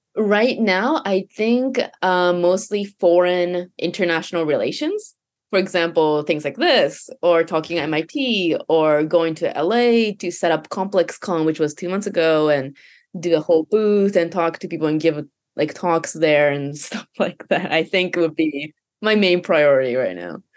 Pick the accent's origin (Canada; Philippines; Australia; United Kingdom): Canada; first language Japanese; English is a second language; moved away as an adult; also born or lived in Japan / Hawaii; I was born in Japan, and then I moved to, I guess, actually Hawaii for a year, and then to Canada for nine years, which was all of my teenage years from, like, eight years old to eighteen